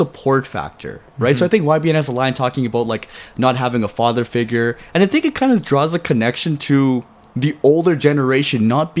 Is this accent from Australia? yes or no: no; Toronto, Ontario, Canada; we're from Toronto